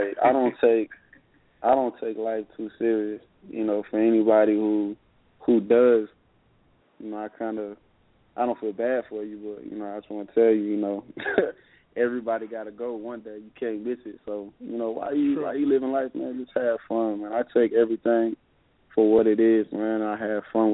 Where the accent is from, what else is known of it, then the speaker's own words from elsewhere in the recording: the South, United States; I'm from the South